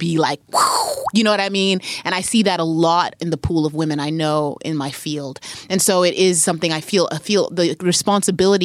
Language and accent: English; Zimbabwe; moved away as an adult; also born or lived in Harare; now in United States; I grew up in Zim in the 80s and the 90s